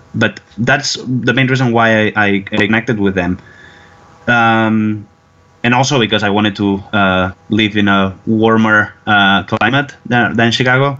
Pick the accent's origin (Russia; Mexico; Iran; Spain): Spain; surrounding area of Barcelona, Catalonia; moved away as an adult; now in Houston, United States; I'm not originally from Barcelona city. I'm from the surrounding area of Barcelona, which is a very industrial area